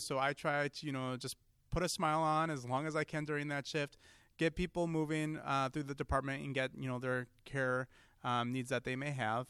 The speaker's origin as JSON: {"language": "English", "town": "Seymour", "region": "Wisconsin", "country": "United States", "tie": "born or raised there", "said": "I'm a fairly local kid. I grew up in Seymour"}